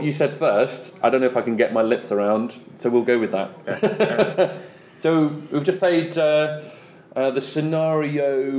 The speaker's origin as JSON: {"language": "English", "region": "Wales", "country": "United Kingdom", "tie": "born or raised there", "moved": "yes", "lives_now": "High Wycombe, United Kingdom", "said": "I live in High Wycombe, but I was born in Wales"}